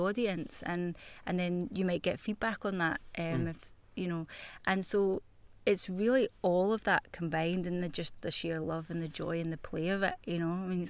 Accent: Glasgow, Scotland, United Kingdom; I mean, because I am Glaswegian.

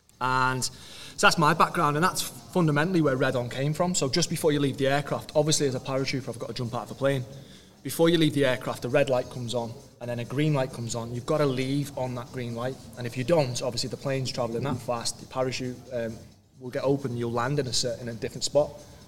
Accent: Oldham, North West England, United Kingdom; I'm from Oldham.

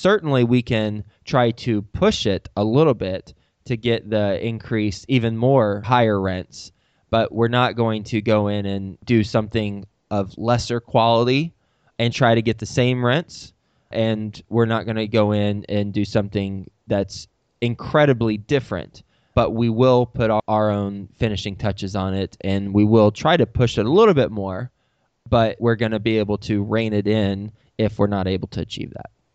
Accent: Dallas, Texas, United States; moved away as an adult; also born or lived in Lubbock, Texas / New York City; I'm from Dallas, Fort Worth. I know the area very, very well

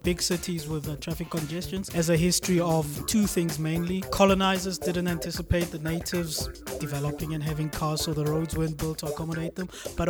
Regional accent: Bloemfontein, Free State, South Africa; born there; I was born in Bloemfontein. Don't knock my hometown.

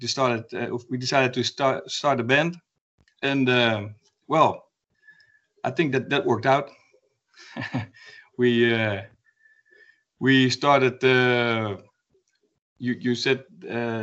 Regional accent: Gorinchem, South Holland, Netherlands; also born or lived in Utrecht / The Hague; I grew up in a small town called Gorinchem

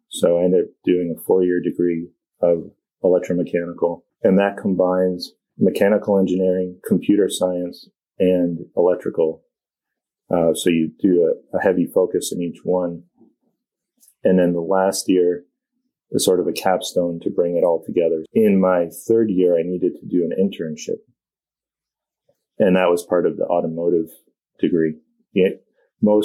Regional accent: Vermont, United States; growing up in Vermont

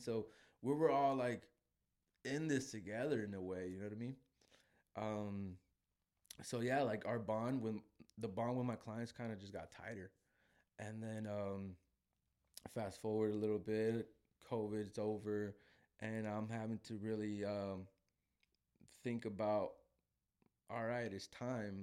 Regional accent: Guadalajara, Jalisco, Mexico; I'm from Guadalajara

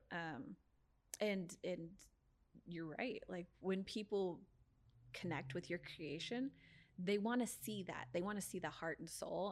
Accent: San Diego, California, United States; I born and raised in San Diego

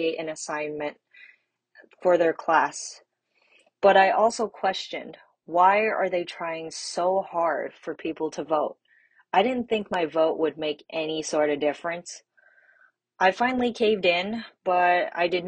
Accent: Bay Area, California, United States; also born or lived in China; I am from the Bay Area, which is located in California

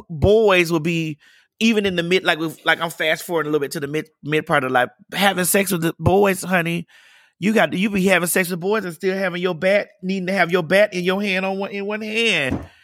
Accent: Miami, Florida, United States; I'm from Miami. I'm from Dade County.

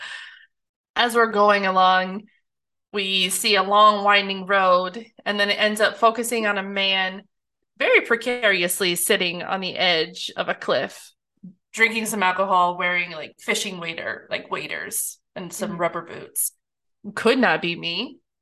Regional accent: Kansas, United States; I'm from Kansas.

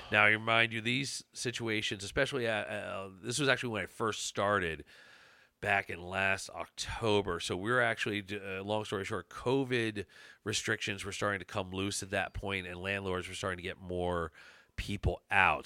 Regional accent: Chester County, Pennsylvania, United States; I'm from Chester County.

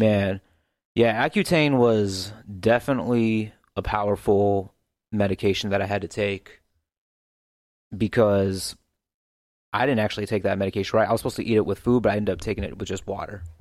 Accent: St. Louis, Missouri, United States; also born or lived in Kansas City; I was born in North County, um, in St. Louis

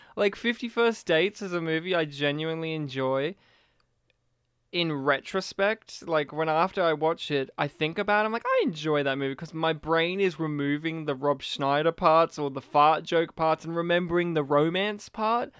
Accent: Australia; as an Australian

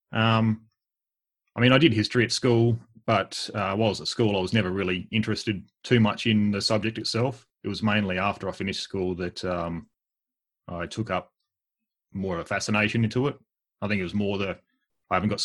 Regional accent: Alice Springs, Northern Territory, Australia; moved away; I'm actually from Alice Springs. I was born here, moved away and then came back

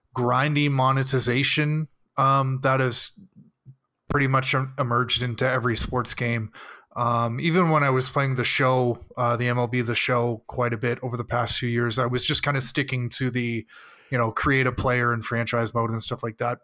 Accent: Canada; I am Canadian

